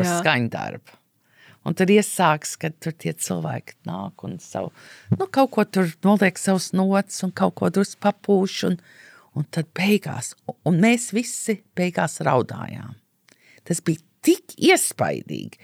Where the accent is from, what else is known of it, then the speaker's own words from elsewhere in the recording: United States; moved away; es uzaugu Amerikā